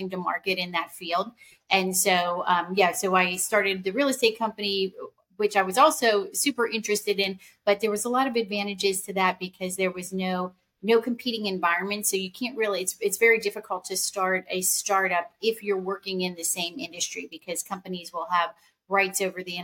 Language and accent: English; Pittsburgh, Pennsylvania, United States; I grew up in Pittsburgh. I spent most of my life there, most of my childhood, and through my first two degrees in Pittsburgh